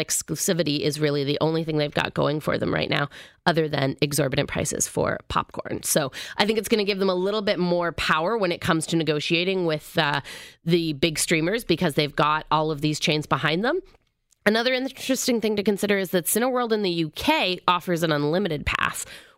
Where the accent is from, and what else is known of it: Canada